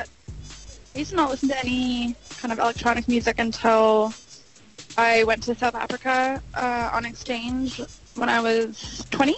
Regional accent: North Vancouver, British Columbia, Canada; I grew up in North Vancouver, B.C.

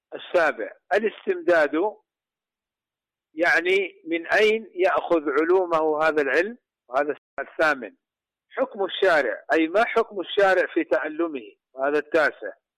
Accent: Saudi Arabia; عندنا في المملكة العربية السعودية

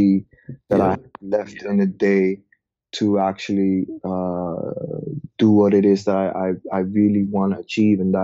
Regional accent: Amsterdam, North Holland, Netherlands; also born or lived in Nigeria; I'm from Amsterdam in the Netherlands.

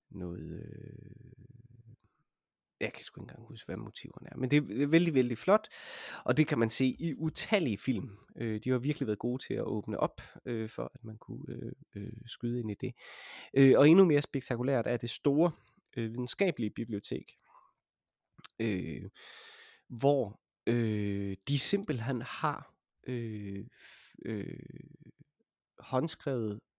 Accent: Denmark; jeg er også organist fra Danmark

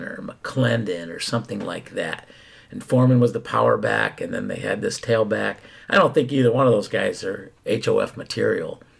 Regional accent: Philadelphia, Pennsylvania, United States; I was born in Philadelphia.

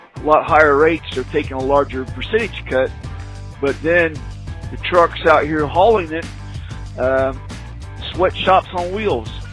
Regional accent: Indiana, United States; I grew up in Indiana. I was born in Indiana

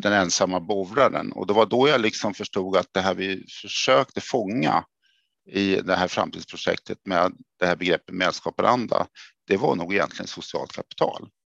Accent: Örebro, Örebro County, Sweden; accent: Närke; moved away; Det kanske hörs att jag kom från Närke. Jag är född i Örebro då

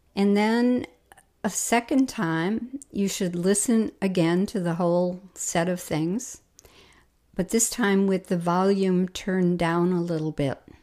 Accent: Milwaukee, Wisconsin, United States; my hometown of Milwaukee

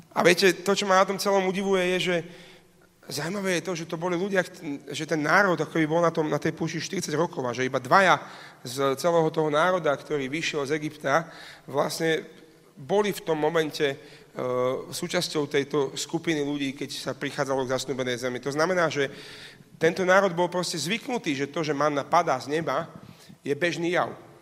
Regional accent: Slovakia

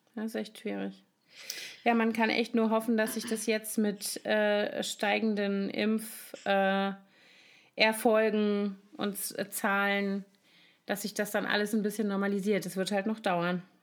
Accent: Koblenz, Rhineland-Palatinate, Germany; moved away; in meiner Heimatstadt Koblenz

